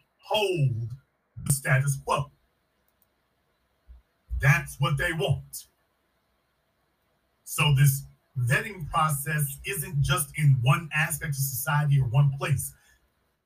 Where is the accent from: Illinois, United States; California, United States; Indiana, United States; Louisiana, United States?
Louisiana, United States; I'm from Louisiana, a hotbed of that kind of behavior